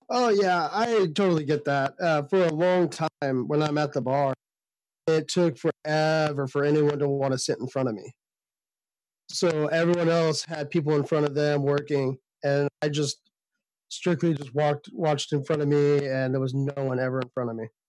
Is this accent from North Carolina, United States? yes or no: no; Sacramento, California, United States; I'm from Sacramento, California